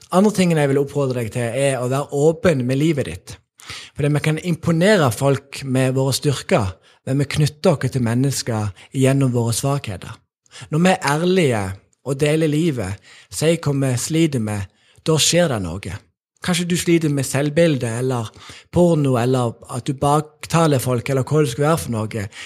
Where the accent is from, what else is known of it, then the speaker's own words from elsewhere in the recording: Sokndal, Rogaland, Norway; jeg vokste opp i Sokndal